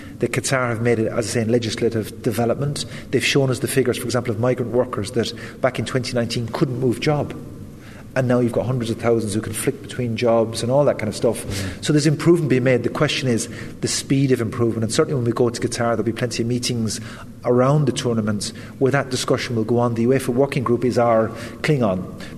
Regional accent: west of Ireland, Ireland; having grown up in the west of Ireland

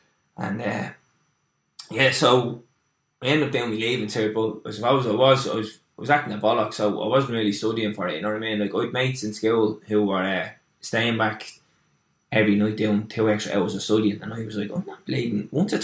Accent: Dublin, Leinster, Ireland; So similar to yourself, I grew up in Lord's Flats down there, just outside my dream machine, the Diamond.

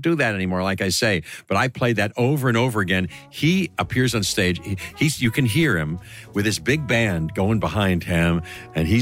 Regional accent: Pittsburgh, Pennsylvania, United States; moved away as an adult; also born or lived in New York; I grew up in Pittsburgh and there were a lot of woods near there.

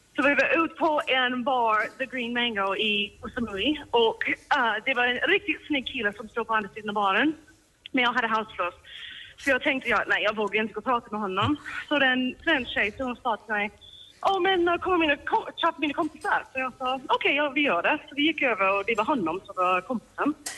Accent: Vancouver, British Columbia, Canada; Swedish is a second language; now in Sweden; Jag är från Vancouver, Kanada från början

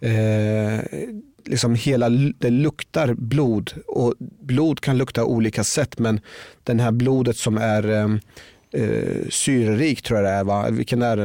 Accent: Norrköping, Östergötland, Sweden; Jag växte upp i Norrköping

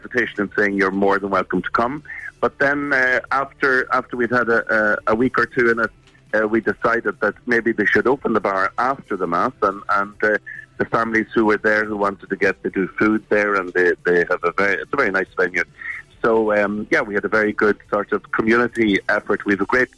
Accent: County Monaghan, Ireland; moved away as an adult; now in Luxembourg; I'm actually from Monaghan, but my family live in Galway

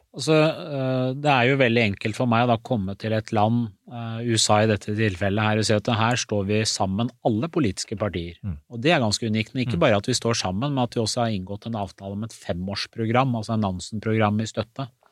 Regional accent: Skotselv, Buskerud, Norway; also born or lived in Iran / Istanbul, Turkey; Jeg opplevde aldri rasisme i oppveksten da jeg vokste opp i Skotselva

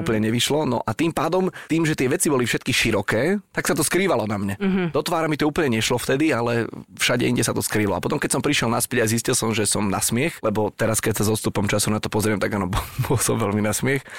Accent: Šaľa, Nitra Region, Slovakia; z Bratislavy do Šale a naspäť, mm-hmm. odkiaľ pochádzam

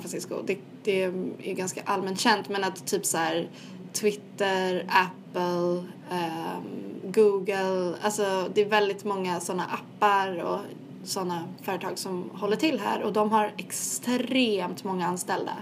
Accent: Sweden; accent: Swedish; moved away; min svenska accent

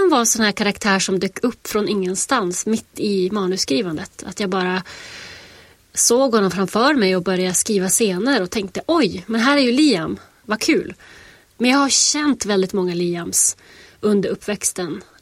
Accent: Västerbotten County, Sweden; now in United States; Alltså jag sitter ju i USA och skriver om mina hemtrakter och min, min barndomstrakter. Och jag tror det är jätte, jättesvårt att eh, när jag känner fortfarande att jag går omkring i USA med liksom en, en hemlig värld inuti mig. Så här, en västerbottnisk värld.

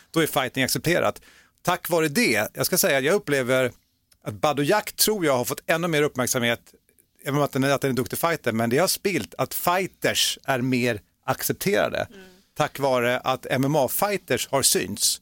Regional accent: Gothenburg, Västra Götaland, Sweden; accent: Gothenburg dialect; jag är uppväxt i Göteborg

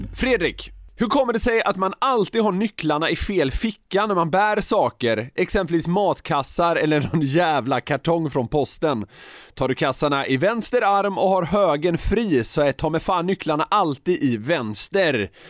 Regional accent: Gothenburg, Västra Götaland, Sweden; now in Stockholm, Sweden; där jag växte upp i södra Göteborg

